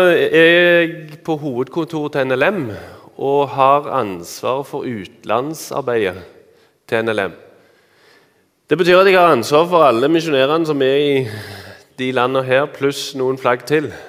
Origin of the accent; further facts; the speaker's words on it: Randaberg, Rogaland, Norway; accent: Randaberg/Stavanger dialect; now in Eastern Norway; Dere hører at jeg har eh, Randaberg- eller Stavanger-dialekt. Jeg er egentlig fra Randaberg. … Eh, men jeg bor på Østlandet.